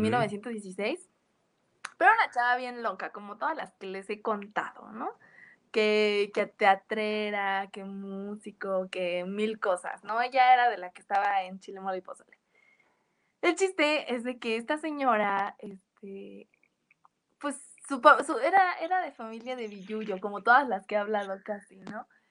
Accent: Mexico; nosotros como mexicanos, sin darnos cuenta, siempre hablamos en octañol

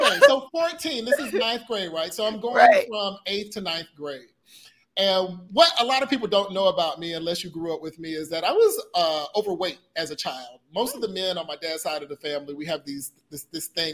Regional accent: the South, United States; now in Puerto Rico; I'm from the South

